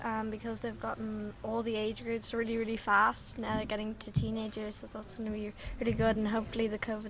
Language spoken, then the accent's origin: English; Newtownmountkennedy, County Wicklow, Ireland; I'm from Newtown Mount Kennedy in Wicklow.